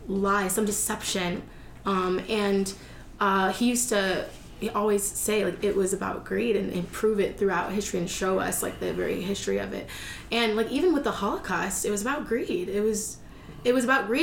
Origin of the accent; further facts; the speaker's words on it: United States; I come from America.